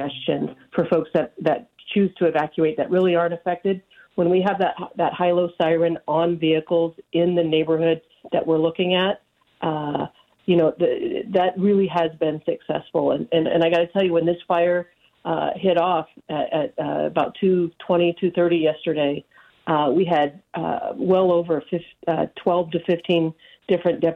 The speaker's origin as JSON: {"language": "English", "area": "Nevada County", "region": "California", "country": "United States", "tie": "born or raised there", "said": "this is my hometown"}